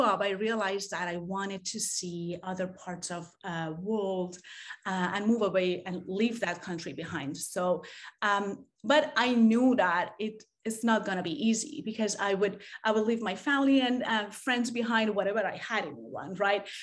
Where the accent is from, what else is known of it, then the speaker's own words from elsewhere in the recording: Tehran, Tehran Province, Iran; now in San Diego, United States; I grew up in Tehran, Iran